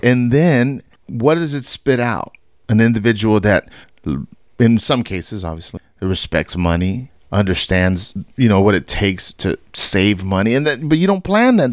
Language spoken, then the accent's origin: English; Fort Worth, Texas, United States; born and raised in Fort Worth